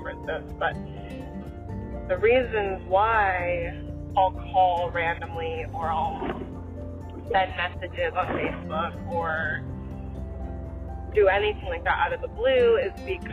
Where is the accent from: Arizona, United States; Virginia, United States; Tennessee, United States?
Arizona, United States; Phoenix; accent: valley girl; I'm also from the Valley of the Sun, Phoenix, Arizona, and people are often telling me that I talk like a super valley girl